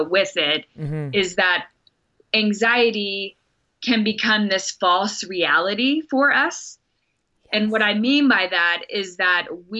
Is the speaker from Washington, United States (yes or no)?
no; Texas, United States; accent: Texas; there's my Texas accent.